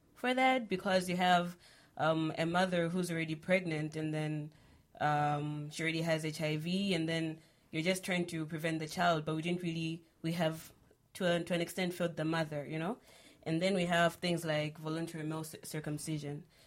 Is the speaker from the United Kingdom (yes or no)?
no; Malawi; I'm from Malawi